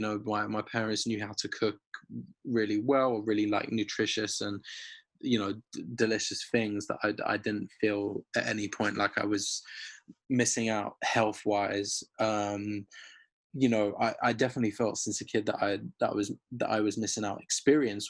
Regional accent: London, United Kingdom; being a Londoner, like, living, growing up in Finsbury Park

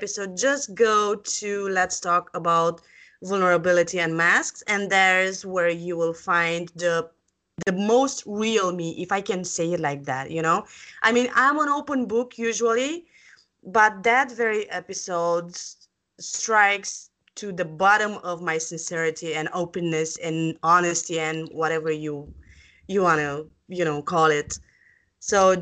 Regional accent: Bucharest, Romania; I'm from Bucharest, Romania

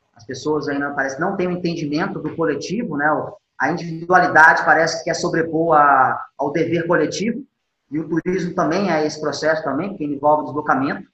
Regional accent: Mato Grosso do Sul, Brazil; also born or lived in Minas Gerais / Belo Horizonte; Eu, apesar de ter sido criado aqui no Mato Grosso do Sul, eu sou mineiro

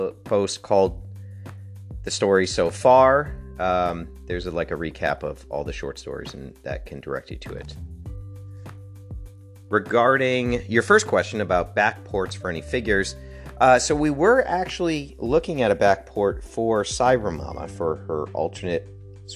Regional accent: Connecticut, United States; I grew up in Connecticut

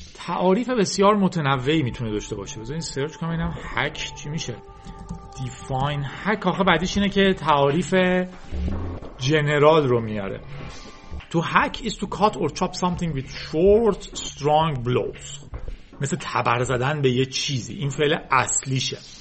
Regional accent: Iran; ما به عنوان یک ایرانی

